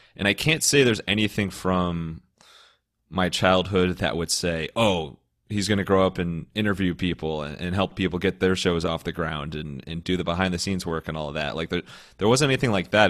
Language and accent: English; Cleveland, Ohio, United States; moved away as an adult; Born and raised in Cleveland, uh, lived there up until college